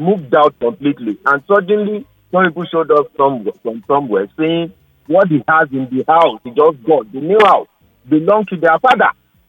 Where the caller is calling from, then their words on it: Alimosho, Lagos, Nigeria; I'm calling from Alimosho.